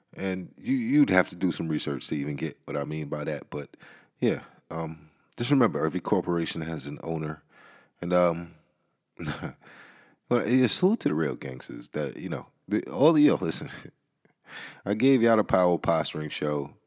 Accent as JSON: {"language": "English", "town": "New York City", "region": "New York", "country": "United States", "tie": "born or raised there", "said": "I'm from the Bronx, and, uh, I grew up in a certain environment"}